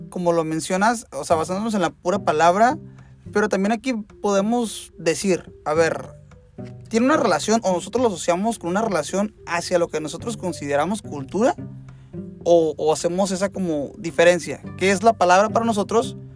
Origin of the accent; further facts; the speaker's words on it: Mexico; Como mexicano